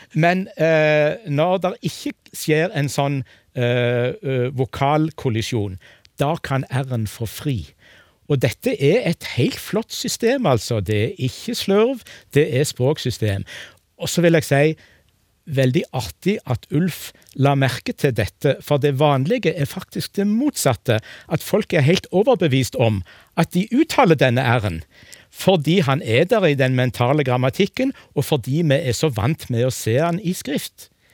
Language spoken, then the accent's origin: Norwegian; Egersund, Rogaland, Norway; Jeg kommer fra Egersund, eh, men jeg har det verre enn begge de to andre, for jeg har aldri snakka egersundsk